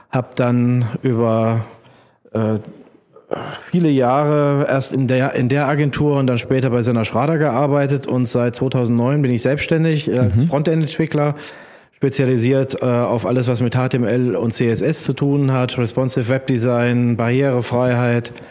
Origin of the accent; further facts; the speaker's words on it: Kassel, Hesse, Germany; born there; now in Mainz, Germany; ich bin geboren in Kassel, habe in Mainz studiert und äh, bin in Mainz hängen geblieben.